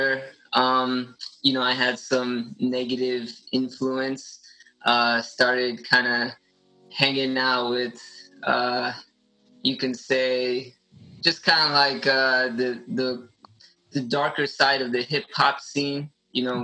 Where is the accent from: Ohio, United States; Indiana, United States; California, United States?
California, United States; Los Angeles; I'm born and raised in Los Angeles, Orange County area my whole life